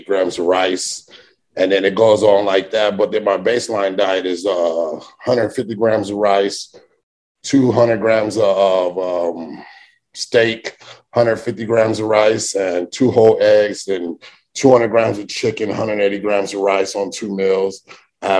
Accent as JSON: {"language": "English", "region": "Arizona", "country": "United States", "tie": "born or raised there", "said": "growing up in Arizona"}